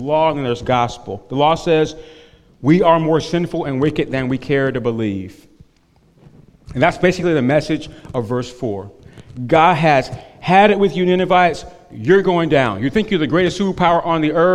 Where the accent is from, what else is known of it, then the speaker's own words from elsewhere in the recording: North Carolina, United States; where I grew up in North Carolina